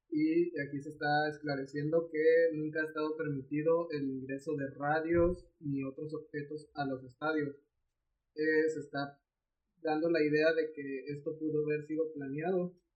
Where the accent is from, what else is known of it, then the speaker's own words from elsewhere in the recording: Mexico; nosotros mismos como mexicanos, Darry.